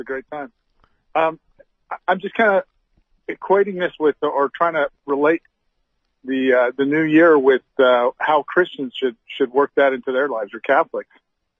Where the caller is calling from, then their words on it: California, United States; from California. I was on one of your pilgrimages in November last year.